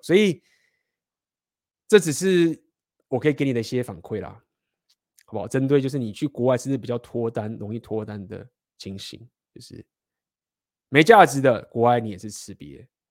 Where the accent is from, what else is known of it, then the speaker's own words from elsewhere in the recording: Taiwan; also born or lived in Spain; 我们台湾人